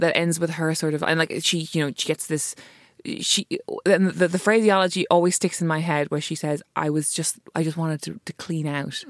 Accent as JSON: {"language": "English", "country": "Ireland", "said": "as an Irish person"}